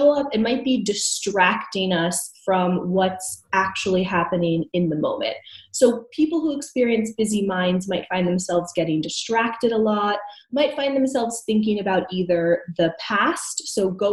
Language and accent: English; United States; now in Canada; I'm originally from the States